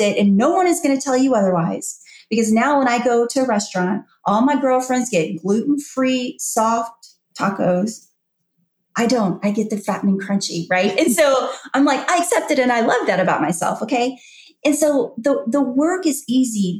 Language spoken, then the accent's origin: English; Louisiana, United States; moved away as an adult; also born or lived in New Orleans; now in Georgia, United States; I left Louisiana, my home state. I've been there my whole life for you know, 46 years. And I just up and moved to Georgia